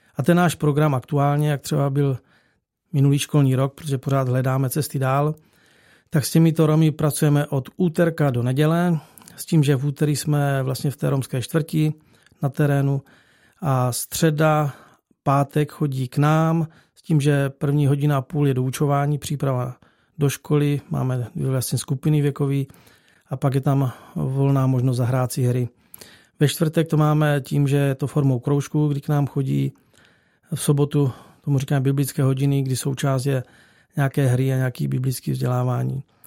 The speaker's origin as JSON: {"language": "Czech", "country": "Czechia", "moved": "as an adult", "lives_now": "Bulgaria", "said": "tři jsme z Čech"}